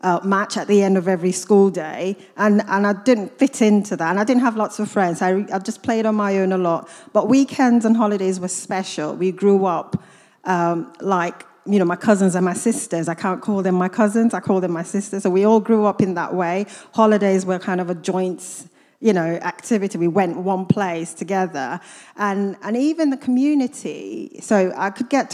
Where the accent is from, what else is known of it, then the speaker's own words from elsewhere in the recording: Kaduna, Kaduna State, Nigeria; also born or lived in Katsina, Nigeria / United States; now in Luton, United Kingdom; I'm Nigerian. I grew up in a city called Kaduna in northern Nigeria.